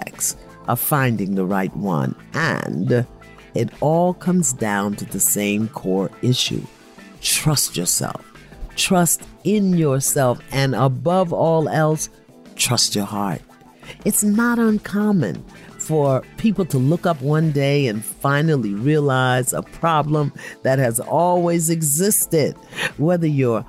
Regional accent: New York City, New York, United States; I'm from Brooklyn

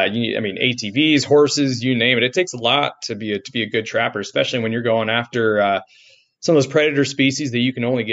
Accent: Idaho, United States; I grew up in Idaho. My family moved here when I was 5

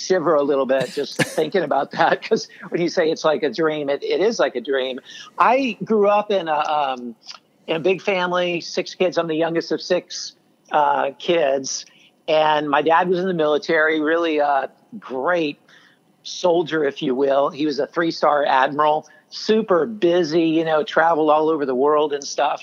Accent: Louisiana, United States; moved away as an adult; also born or lived in Bangkok, Thailand; I grew up bow hunting in Louisiana

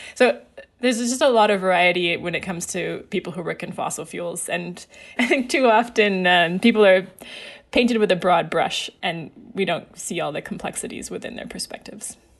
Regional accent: Alberta, Canada; I grew up in Alberta

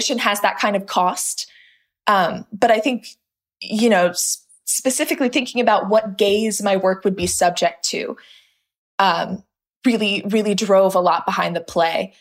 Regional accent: Los Angeles, California, United States; I grew up in this little pocket of Los Angeles

